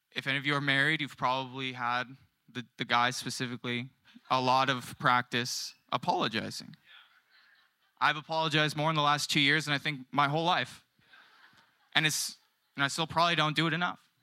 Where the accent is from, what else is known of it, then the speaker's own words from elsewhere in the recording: San Diego, California, United States; moved away as an adult; also born or lived in Australia; now in Carlsbad, United States; I'm originally from South San Diego, um, and I moved up to the promised land of Carlsbad in twenty twenty